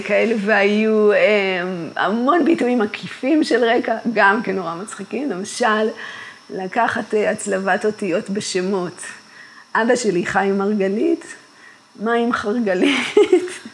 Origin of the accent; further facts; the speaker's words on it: Kibbutz Gan Shmuel, Haifa District, Israel; אני גדלתי במקום שקרה לחיים בו הגשמה